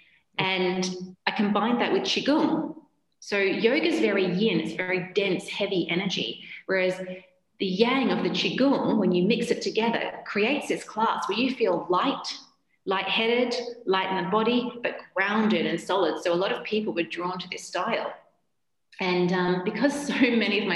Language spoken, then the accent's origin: English; Australia; moved away as an adult; now in United Kingdom; I'm Australian and I moved to the UK as a Japanese medical translator